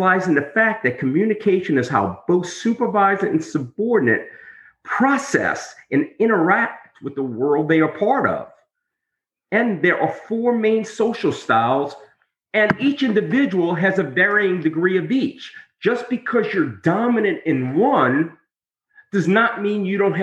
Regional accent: New Orleans, Louisiana, United States; I'm from New Orleans

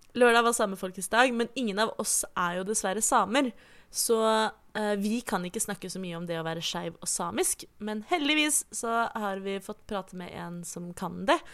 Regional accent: Oslo, Norway; jeg er født og oppvokst i Oslo

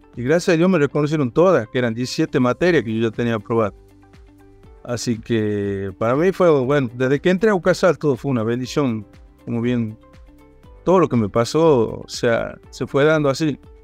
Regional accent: Rosario de la Frontera, Salta, Argentina; also born or lived in Tucumán; soy de Rosario de la Frontera

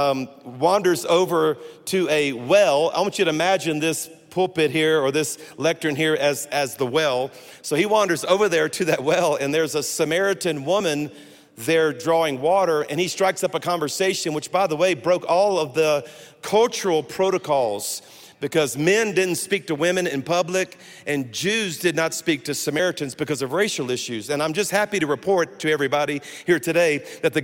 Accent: South Louisiana, United States; I am a Cajun from South Louisiana.

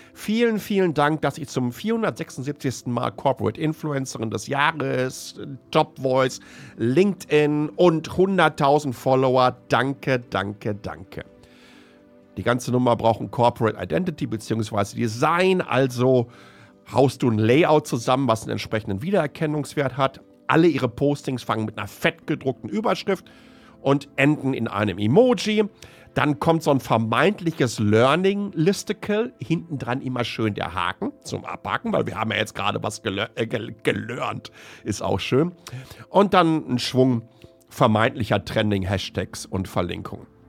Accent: Ruhr area, North Rhine-Westphalia, Germany; ich bin ein Kind des Ruhrpots

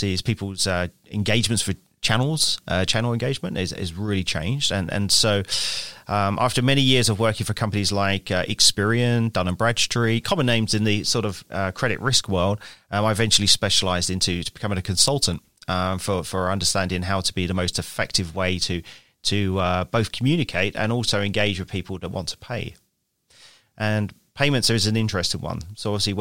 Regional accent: London, United Kingdom; I grew up in London, England. And that's where I studied as well, in London, England.

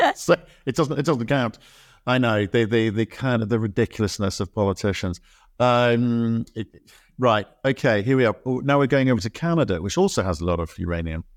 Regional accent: Australia; I was born in Australia.

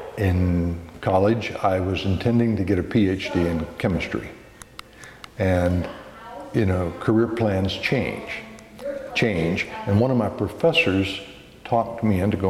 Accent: Midwest, United States; moved away as an adult; now in Oregon, United States; I grew up in the Midwest in a family

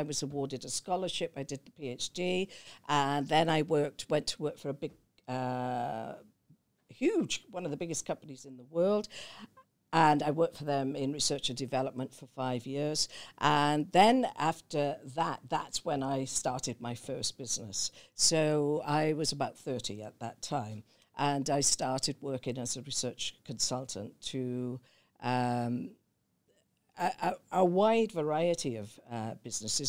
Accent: Newbridge, Wales, United Kingdom; moved away; I was born in South Wales in a Welsh mining valley, uh, called Newbridge

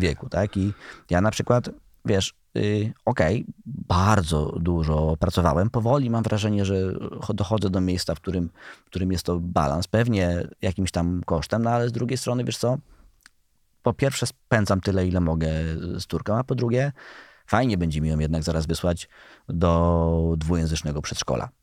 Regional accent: Świętokrzyskie Voivodeship, Poland; jestem ze Świętokrzyskiego

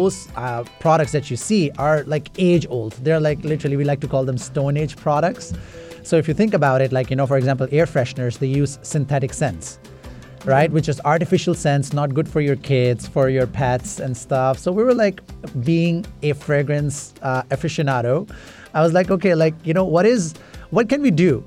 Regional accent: Toronto, Ontario, Canada; also born or lived in Middle East; I was born in Middle East, but I was like, you know, raised in Toronto

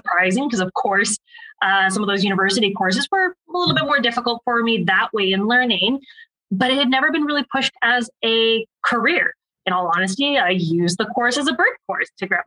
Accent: Ontario, Canada; I'm actually from Ontario

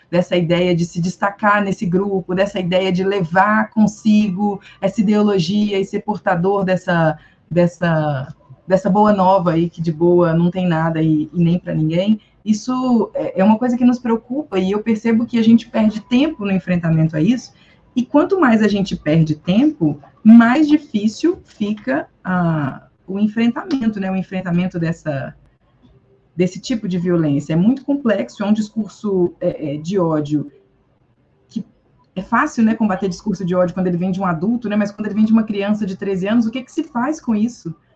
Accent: Brazil; now in Belo Horizonte, Brazil; sendo brasileiro

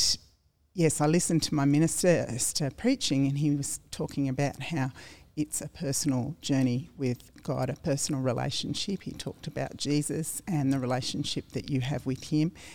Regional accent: Australia; also born or lived in United States; Born and bred in Lugano

